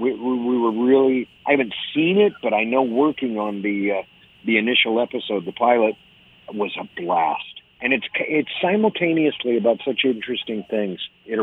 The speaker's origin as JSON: {"language": "English", "town": "Highland Park", "region": "Illinois", "country": "United States", "tie": "born or raised there", "moved": "as an adult", "lives_now": "Los Angeles, United States", "said": "I grew up in Highland Park"}